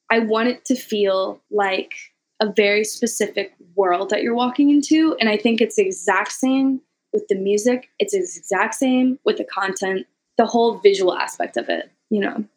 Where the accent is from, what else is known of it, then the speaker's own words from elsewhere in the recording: Missouri, United States; moved away; coming from Missouri, literally living in a trailer park